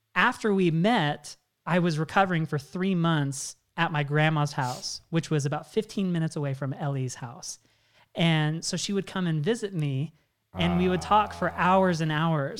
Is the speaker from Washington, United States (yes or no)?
yes; Washington, United States; I'm originally from Washington State